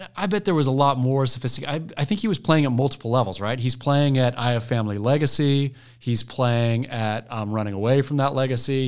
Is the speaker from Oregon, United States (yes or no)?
yes; Oregon, United States; growing up in Oregon